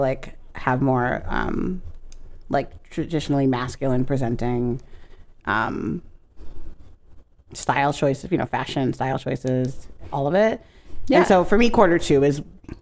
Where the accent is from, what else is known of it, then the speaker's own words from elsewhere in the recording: New York City, New York, United States; the church I grew up in Brooklyn